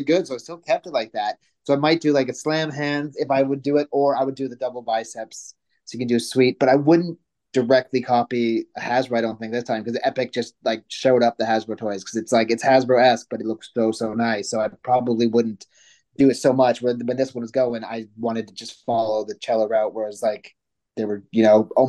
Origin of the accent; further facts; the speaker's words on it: Canada; moved away; also born or lived in United States / Manchester, England / London; I'm Canadian